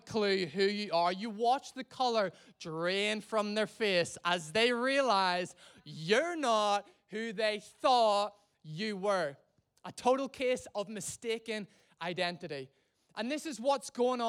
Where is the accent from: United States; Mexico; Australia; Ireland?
Ireland; now in England, United Kingdom; I'm from Ireland.